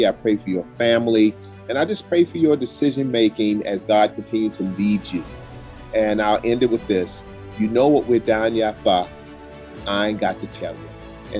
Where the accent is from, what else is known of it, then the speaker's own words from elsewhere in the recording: South Carolina, United States; I'm from South Carolina, Geechee's former slaves.